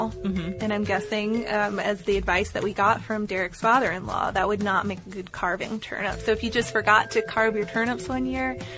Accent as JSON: {"language": "English", "region": "England", "country": "United Kingdom", "tie": "born or raised there", "said": "Growing up in England in the 1970s, pumpkins were exotic and expensive items, so most children hollowed out turnips."}